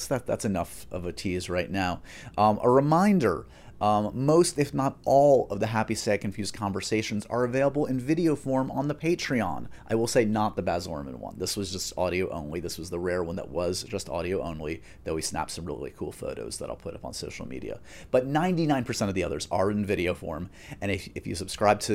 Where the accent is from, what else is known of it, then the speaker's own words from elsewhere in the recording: New York, United States; As a New Yorker